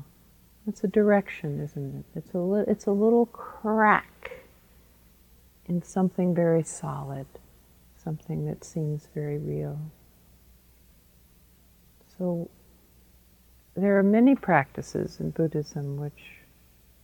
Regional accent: United States; I'm an American, even though I'm a woman

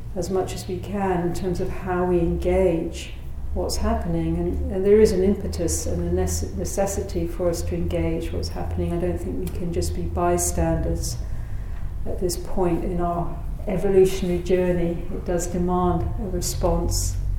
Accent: United Kingdom; moved away; my home country of Britain

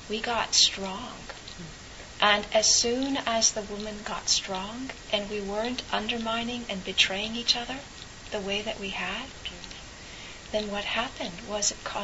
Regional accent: California, United States; as a a, a person growing up in California

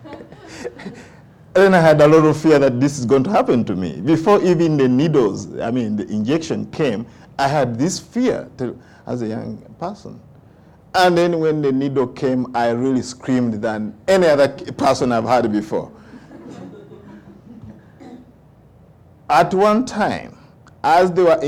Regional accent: Uganda; first language Luganda; English is a second language; moved away; when I was growing up in Uganda

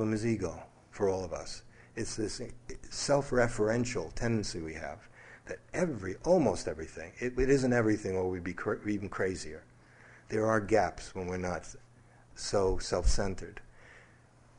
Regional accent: New York City, New York, United States; growing up in New York City, very athletic, loved sports, play soldier, cowboys and Indians, fighting, all those things. In Brooklyn, it was just natural.

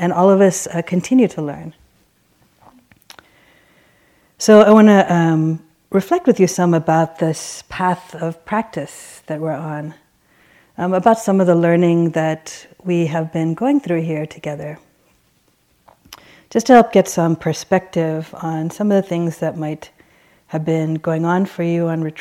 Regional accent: Baltimore, Maryland, United States; I grew up in Baltimore. And my family were immigrants from Sri Lanka

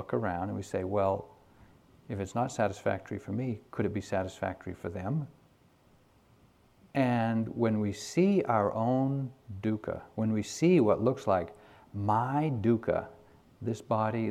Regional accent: New England, United States; I grew up here in New England during the 50s.

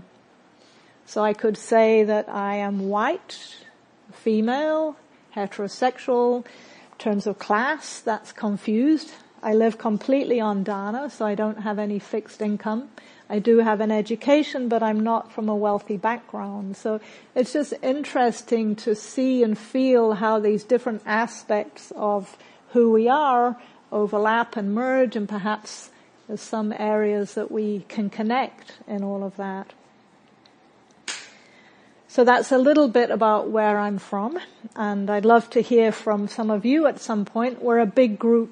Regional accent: New Zealand; accent: hybrid; moved away; also born or lived in Britain; I'm from New Zealand, but I'm originally from Britain, which may be why you're hearing a bit of a hybrid accent. And in New Zealand, where I grew up

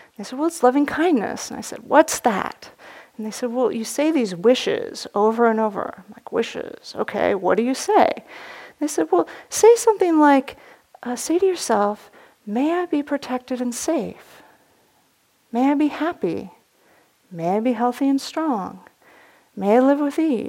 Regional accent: the Bay Area, California, United States; Growing up in the Bay Area

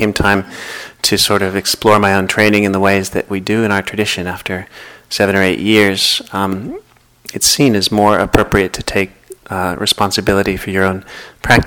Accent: Boston, Massachusetts, United States; moved away; I'm originally from the Boston area

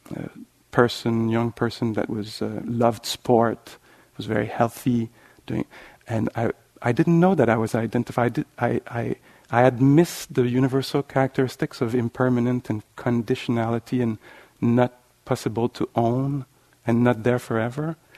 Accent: Canada; accent: French Canadian

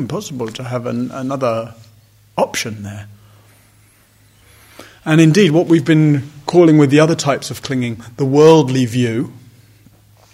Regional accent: United Kingdom; I'm male, I'm white, I'm British

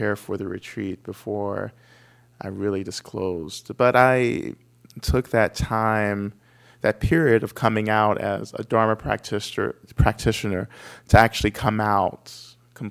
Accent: Georgia, United States; moved away as an adult; also born or lived in Cambridge area, Massachusetts; I'm from Georgia. I grew up in Georgia.

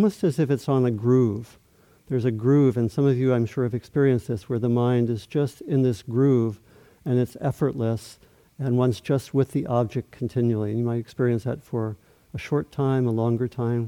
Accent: Maryland, United States; I grew up in Maryland, not so far from the Atlantic Ocean

